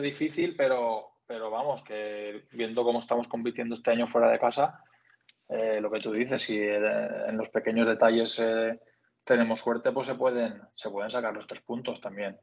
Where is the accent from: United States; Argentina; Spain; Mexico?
Spain; Onda, Valencian Community; soy de Castellón, bueno, de Onda, del pueblo de Castellón